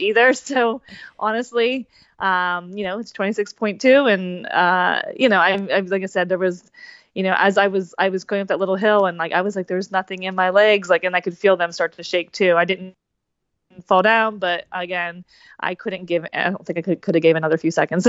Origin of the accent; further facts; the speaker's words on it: New Jersey, United States; I'm from New Jersey